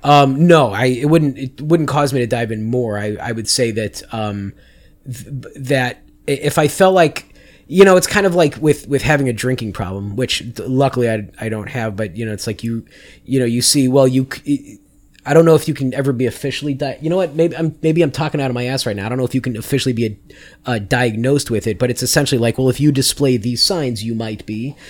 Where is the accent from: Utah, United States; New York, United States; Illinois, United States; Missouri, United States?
Illinois, United States; Chicago; also born or lived in Las Vegas, Nevada; I moved to Chicago when I was six.